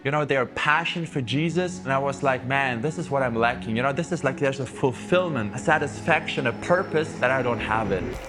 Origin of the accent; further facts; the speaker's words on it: Southern Germany, Germany; I grew up in the South